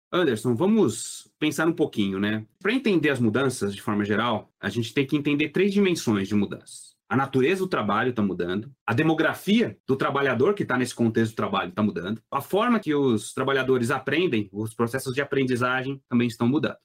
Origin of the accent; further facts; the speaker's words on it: Belo Horizonte, Minas Gerais, Brazil; eu sou de Belo Horizonte, Minas Gerais